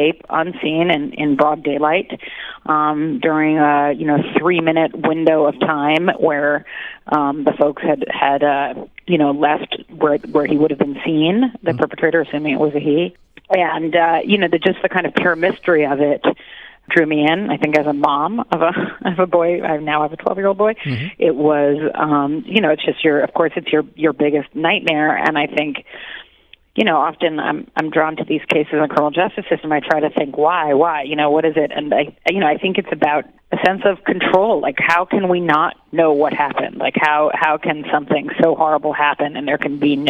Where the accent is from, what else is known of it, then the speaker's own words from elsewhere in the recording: New York, United States; I'm born and raised in New York, so all my life